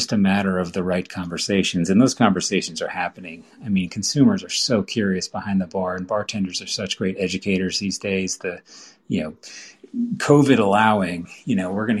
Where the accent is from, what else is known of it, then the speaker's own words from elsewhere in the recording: Vermont, United States; I grew up here in Vermont